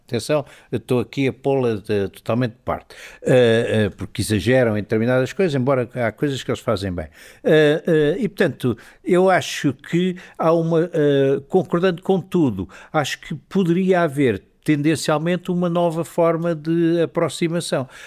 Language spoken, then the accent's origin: Portuguese; mainland Portugal, Portugal; eu não sou madeirense